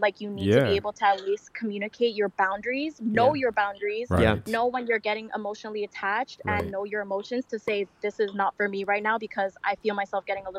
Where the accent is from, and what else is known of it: Toronto, Ontario, Canada